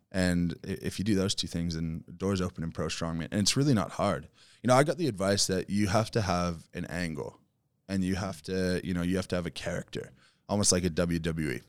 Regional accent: Canada; moved away as an adult; now in Australia; I was moving back to Canada

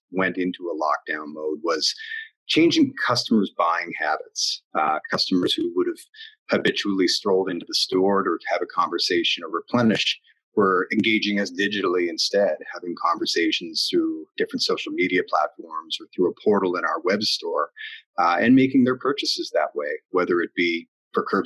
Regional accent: New Brunswick, Canada; moved away as an adult; now in Halifax, Canada; I was born in New Brunswick and moved here to go to St. Mary's

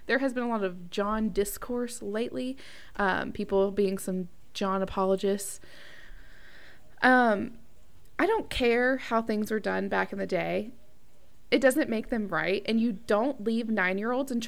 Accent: the South, United States; We are all from the South

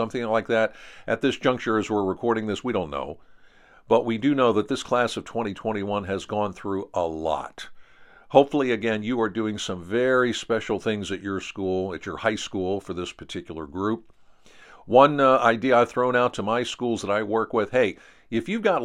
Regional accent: Pennsylvania, United States; Here in my home state of Pennsylvania

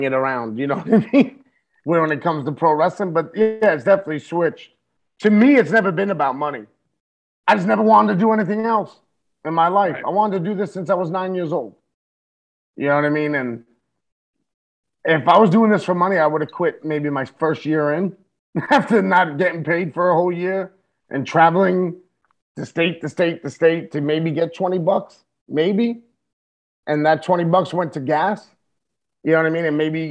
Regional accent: New York City, New York, United States; I'm an Irish Puerto Rican Catholic from the Bronx

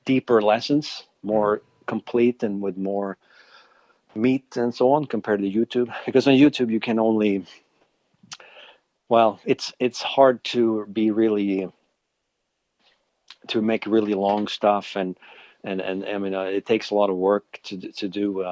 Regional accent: Sweden; moved away as an adult; now in Alberta, Canada; I'm actually originally from Sweden, but I've lived in Canada for 20 years now.

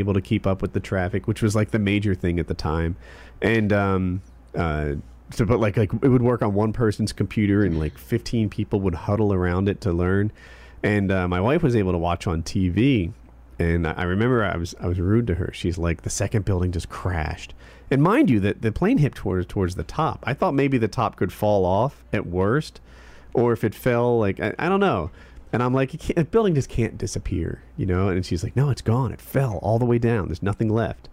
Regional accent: United States

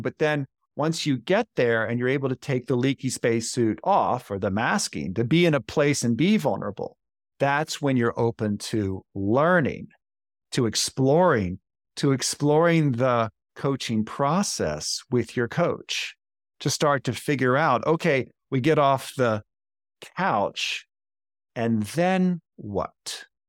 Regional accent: Baltimore, Maryland, United States; Baltimore, Maryland, my hometown.

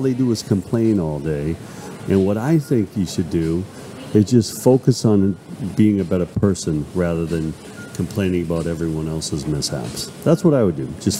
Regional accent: Boston, Massachusetts, United States; I'm from Boston, Brighton.

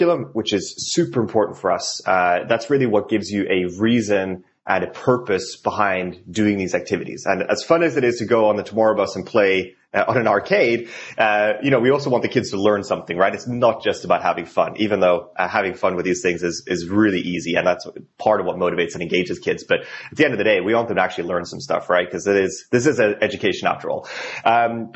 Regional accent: Norway; English is a second language; moved away as an adult; now in Portland, United States; I'm not from here originally, even though I live in Portland, been here for 3.5 years now and absolutely love it. Originally from Norway

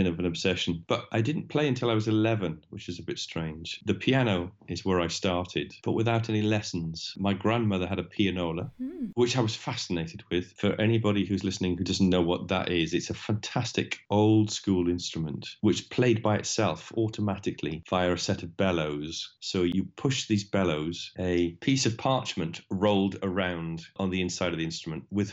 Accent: South Wales, United Kingdom; moved away as an adult; also born or lived in Birmingham; I was born and brought up in South Wales

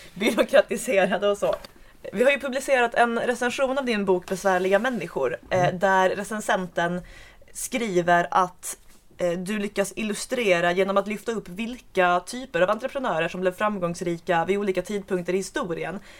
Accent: Svalöv, Skåne, Sweden; Svalöv där som ju är min hemkommun

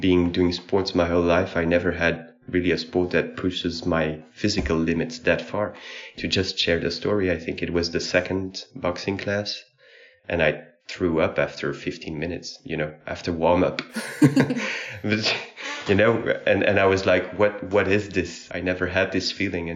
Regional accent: Brussels, Brussels-Capital Region, Belgium; I'm from Belgium, probably from Brussels.

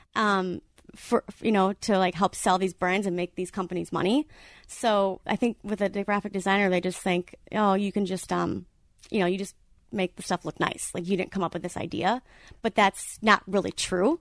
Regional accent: Wisconsin, United States; moved away as an adult; also born or lived in Madison, Wisconsin; now in Orange County, United States; I'm from Wisconsin

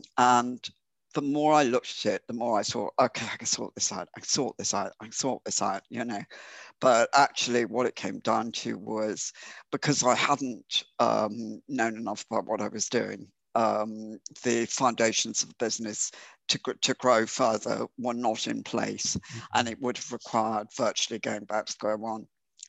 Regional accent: Ireland; being Irish, and I just, you know, stay with what I know.

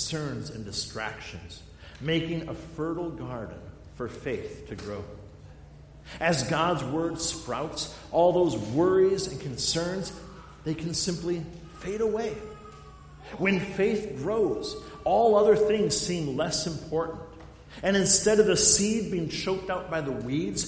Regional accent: Black Hills of South Dakota, United States; now in Lowden, United States; I grew up in the Black Hills of South Dakota, in the granite mountains out there.

